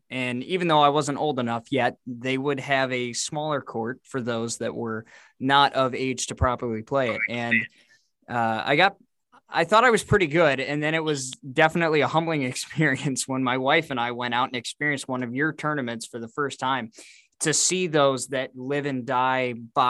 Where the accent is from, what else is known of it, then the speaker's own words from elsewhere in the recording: Dubuque, Iowa, United States; growing up as a kid, my entire childhood in the backyard, growing up in Dubuque, Iowa, northeast corner of the state of Iowa here in the tri-state area.